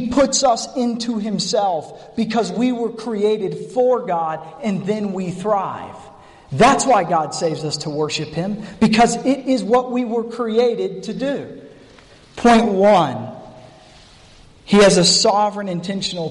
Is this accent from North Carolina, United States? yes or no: yes; North Carolina, United States; accent: North Carolina; that's my North Carolina Pharaoh.